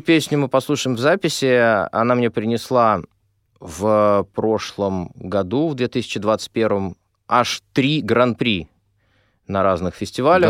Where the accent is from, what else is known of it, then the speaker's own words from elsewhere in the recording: Moscow, Russia; я москвич